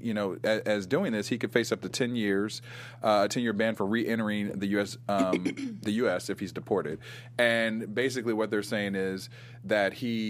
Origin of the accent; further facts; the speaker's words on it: Ohio, United States; moved away; also born or lived in New York; I mean, I'm from Ohio, but I lived in New York for a long time.